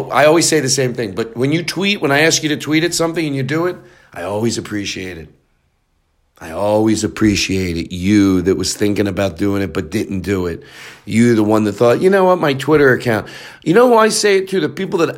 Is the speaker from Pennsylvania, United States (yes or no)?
yes; Philadelphia, Pennsylvania, United States; I'm from Philly